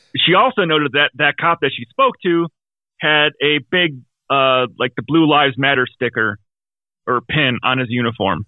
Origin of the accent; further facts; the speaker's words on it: Wisconsin, United States; I'm from Wisconsin